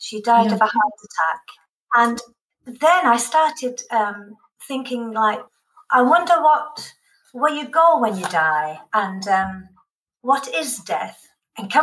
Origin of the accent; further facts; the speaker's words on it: the north of England, United Kingdom; now in Westerlo, Belgium; I grew up in the north of England, where practically everyone worked in cotton mills in the north of England.